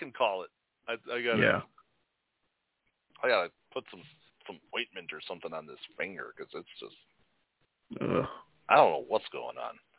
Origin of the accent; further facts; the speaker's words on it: Chicago, Illinois, United States; That's what was, like, cool about being in the city and growing up in Chicago and going to the schools like that.